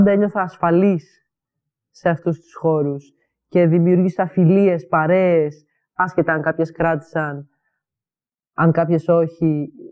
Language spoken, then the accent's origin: Greek; Greece; moved away; also born or lived in Edinburgh, United Kingdom; Όταν έφυγα από Ελλάδα, ε, αποστασιοποιήθηκα από όλη αυτή την κοινότητα, γιατί πλέον δεν ένιωθα ότι μου χρειάζεται στο Εδιμβούργο.